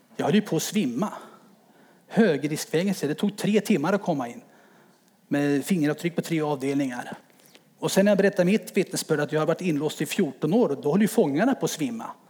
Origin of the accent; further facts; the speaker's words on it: Örebro, Örebro County, Sweden; now in Timmersdala, Sweden; Född och uppväxt i Örebro i en fembarnsfamilj